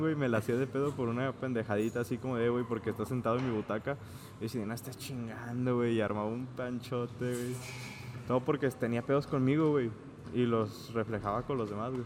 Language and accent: Spanish; Mexico; los mexicanos somos muy humildes